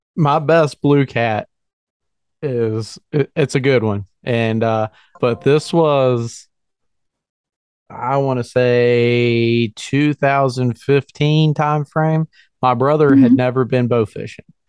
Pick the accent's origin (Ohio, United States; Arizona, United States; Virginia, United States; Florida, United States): Virginia, United States; moved away; also born or lived in northern Pennsylvania; I'm, I'm born and raised in Virginia and I, I work in northern Pennsylvania